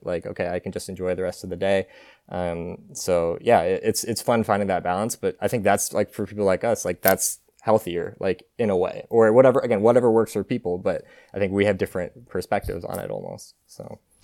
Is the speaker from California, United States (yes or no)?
yes; Martinez, California, United States; moved away as an adult; now in Eugene, United States; I'm from, uh, a small town called Martinez, California. Uh, it's an hour northeast of, uh, San Francisco. Um, and so I grew up there